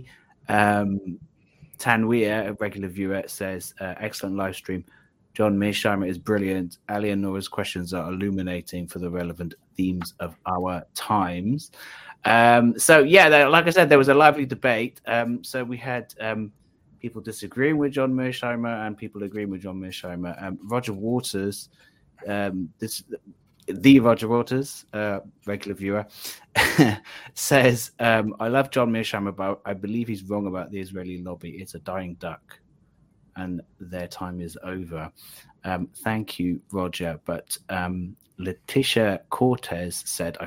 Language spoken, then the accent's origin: English; South Wales, United Kingdom; I'm from South Wales, so I'm actually learning Welsh at the moment.